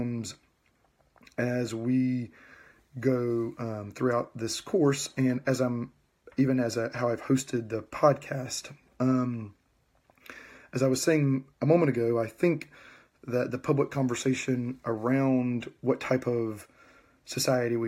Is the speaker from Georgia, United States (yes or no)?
yes; West Georgia, United States; moved away as an adult; I was born and raised in Georgia. I grew up in West Georgia, about 30 miles, 40 miles west of Atlanta